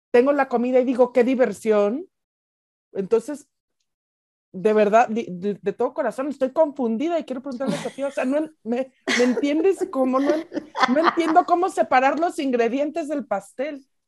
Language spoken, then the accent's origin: Spanish; Mexico; also born or lived in United States; Yo que he vivido mucho tiempo en Estados Unidos, digo muchísimo más en México y soy mexicana